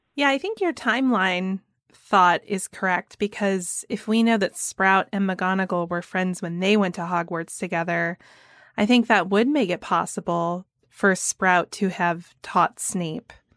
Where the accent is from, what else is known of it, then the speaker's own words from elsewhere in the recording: Georgia, United States; my home state of Georgia